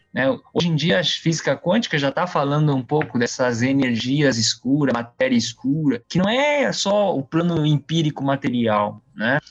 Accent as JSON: {"language": "Portuguese", "region": "São Paulo", "country": "Brazil", "tie": "born or raised there", "also_born_or_lived": "Taiwan", "said": "eu vim com cinco anos, de, eu nasci em Taiwan, vim com cinco anos pro Brasil, a maior parte da vida eu morei em São Paulo"}